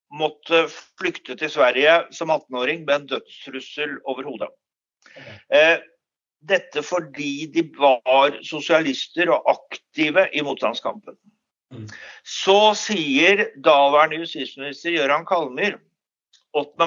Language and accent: Norwegian; Oslo, Norway; moved away as an adult; now in Stavanger, Norway; Jeg er opprinnelig fra Oslo, Ehm, men flyttet til Stavanger i 1984 eh, og har vært her siden